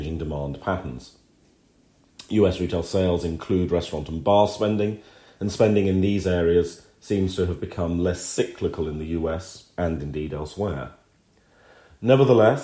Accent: United Kingdom; as a British subject

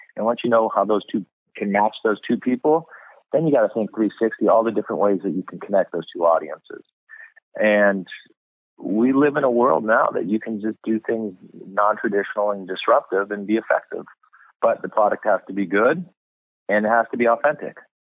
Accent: California, United States; also born or lived in Boston, Massachusetts / New York City; I was born in Boston, Massachusetts, and then at three we moved to California

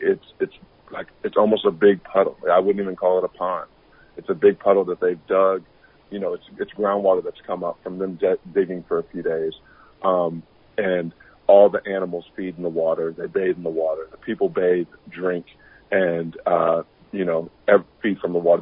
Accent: Atlanta, Georgia, United States; I was born and raised in Atlanta, Georgia

